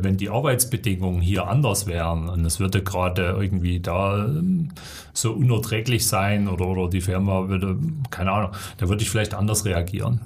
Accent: Erzgebirge, Saxony, Germany; Erzgebirge ist natürlich eben schon meine Heimat. Das sind meine Wurzeln, da gehöre ich hin

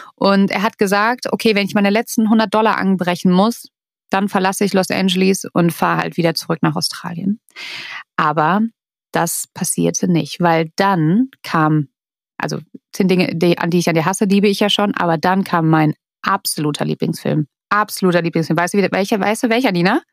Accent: Germany; Bei uns in Deutschland

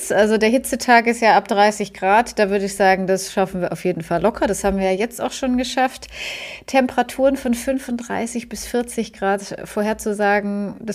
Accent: Germany

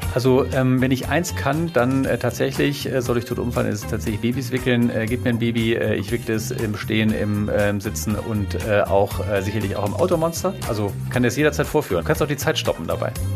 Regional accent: Minden, North Rhine-Westphalia, Germany; Ich komme aus dem fantastischen Minden in Westfalen.

